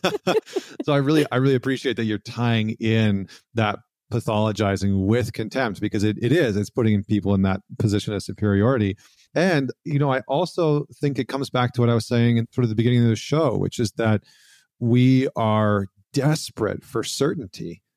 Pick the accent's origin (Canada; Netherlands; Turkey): Canada; I'm Canadian